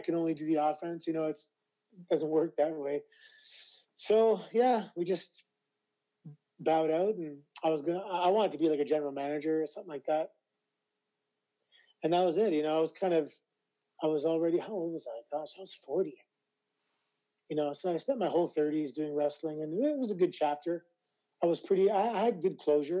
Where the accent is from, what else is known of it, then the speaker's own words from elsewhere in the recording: Toronto, Ontario, Canada; I was never introduced as being from Toronto because I'm a proud Canadian, proud Torontonian